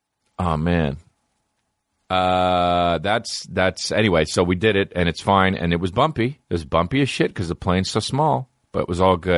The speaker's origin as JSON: {"language": "English", "country": "Canada", "said": "As a Canadian, but Edmonton, it might as well be fucking America."}